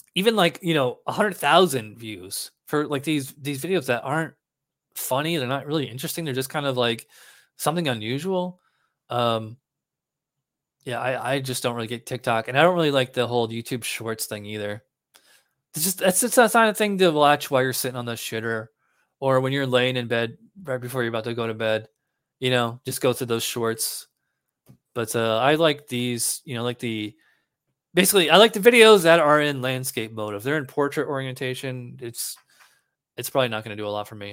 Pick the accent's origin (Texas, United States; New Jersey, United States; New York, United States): New York, United States; moved away; I'm from New York